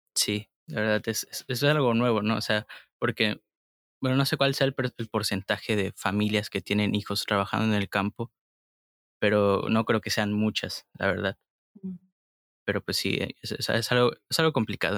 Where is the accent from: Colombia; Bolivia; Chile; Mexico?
Mexico; Tabasco; nosotros también somos de Tabasco